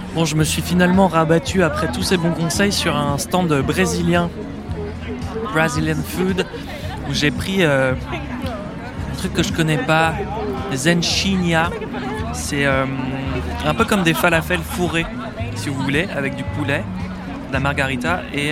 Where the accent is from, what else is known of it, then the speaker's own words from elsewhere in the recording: Paris, Île-de-France, France; je suis journaliste français, je viens de Paris.